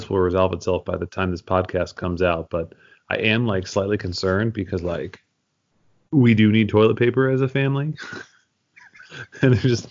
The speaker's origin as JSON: {"language": "English", "town": "Philadelphia", "region": "Pennsylvania", "country": "United States", "also_born_or_lived": "Amherst, Massachusetts", "moved": "yes", "lives_now": "Champaign, United States", "said": "I'm actually from Philadelphia. So I have a lot of Philadelphia pride"}